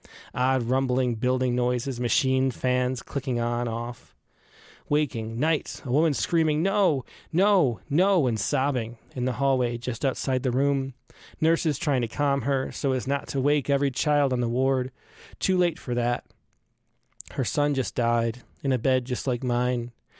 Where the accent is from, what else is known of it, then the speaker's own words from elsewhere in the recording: Cleveland, Ohio, United States; I consider my earliest memories growing up in Cleveland, Ohio, where winters were staged in terminal whiteness as truckloads of white snow were heaped onto our home on Edge Hill Road.